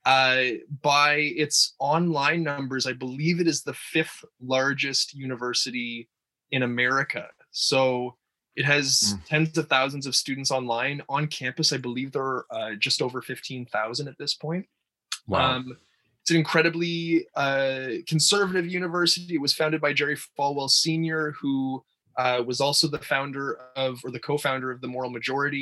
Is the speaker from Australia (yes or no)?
no; Toronto, Ontario, Canada; I am from Toronto, Ontario, Canada. I am a Canadian.